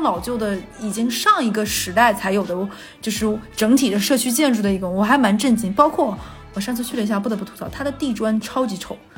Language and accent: Chinese; Yanji, Jilin, China; now in Shanghai, China; 延吉我老家这么小的地方